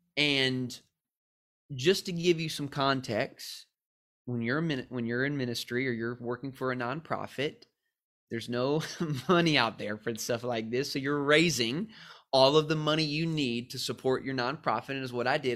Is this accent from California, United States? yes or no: yes; San Diego, California, United States; I'm from San Diego